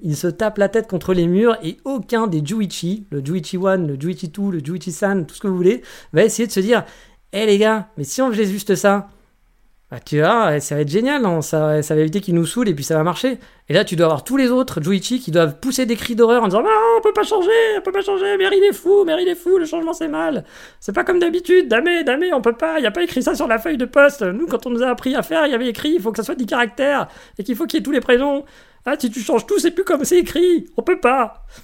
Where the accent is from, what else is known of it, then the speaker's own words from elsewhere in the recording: France; moved away; chez nous en France